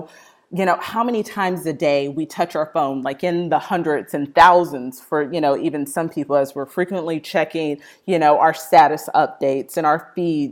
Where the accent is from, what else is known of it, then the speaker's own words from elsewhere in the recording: Austin, Texas, United States; moved away as an adult; also born or lived in Midwest; I am a Texas native, born in Austin, Texas